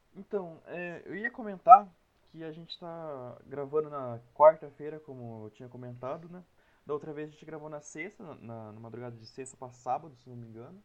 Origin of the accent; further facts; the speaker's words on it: Piracicaba, São Paulo, Brazil; also born or lived in Saltinho / Bauru; eu nasci em Piracicaba, uhum. daí depois eu mudei para uma cidade que é do lado dela, uma cidade bem pequena, chama Saltinho